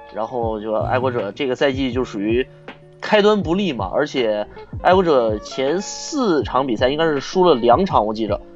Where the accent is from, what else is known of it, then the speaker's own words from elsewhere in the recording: Harbin, Heilongjiang, China; 我是哈尔滨人